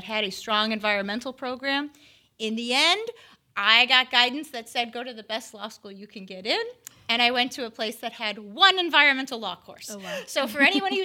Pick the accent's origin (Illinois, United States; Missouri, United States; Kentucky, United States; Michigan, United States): Illinois, United States; Chicago; moved away as an adult; now in Florida, United States; I'm an outsider to Florida, born and raised in Chicago